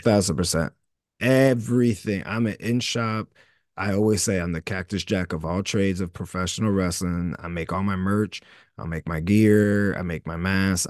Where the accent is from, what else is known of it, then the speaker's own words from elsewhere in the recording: Camden, New Jersey, United States; I always still feel like I'm the dude from Camden, New Jersey